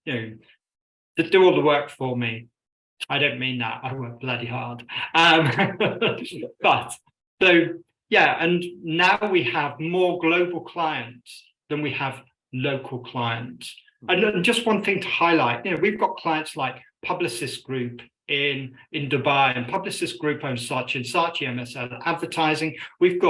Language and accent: English; Birmingham, West Midlands, United Kingdom; also born or lived in Scotland / Yemen; I grew up in Birmingham, England.